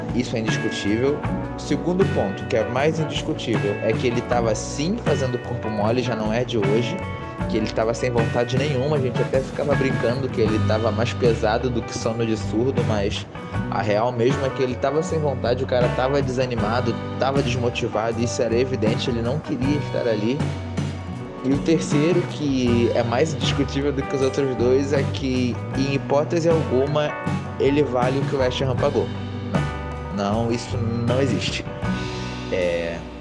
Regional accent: Rio de Janeiro, Brazil; sou aqui do Rio de Janeiro

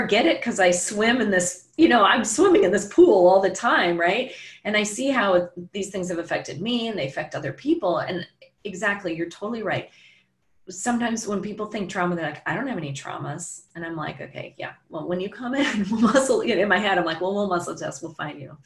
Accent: Chicago, Illinois, United States; Chicago where I'm from

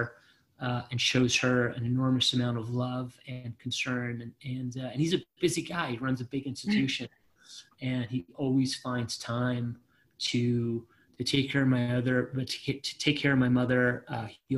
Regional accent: Israel; moved away; I was born in Israel and served in the Israeli military

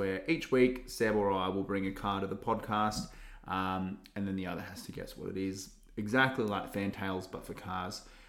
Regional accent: Budgewoi, New South Wales, Australia; my hometown, Budgie Boys

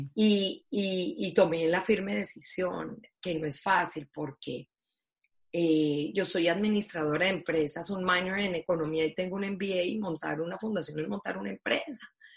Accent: Colombia; como decimos en Colombia

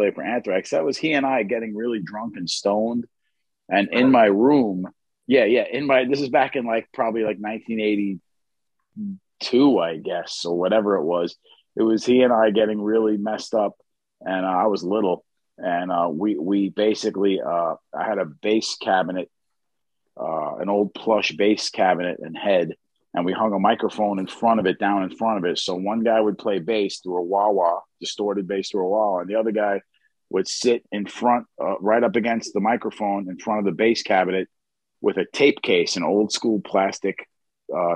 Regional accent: New York City, New York, United States; I grew up in Queens, in Bayside, Queens.

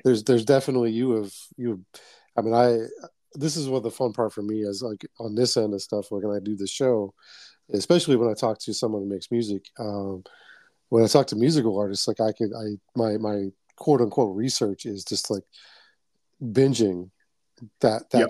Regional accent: Boston, Massachusetts, United States; moved away; growing up in Dot

